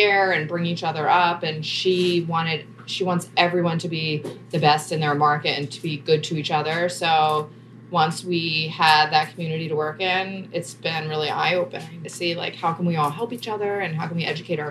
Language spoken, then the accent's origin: English; New Jersey, United States; I'm from South Jersey.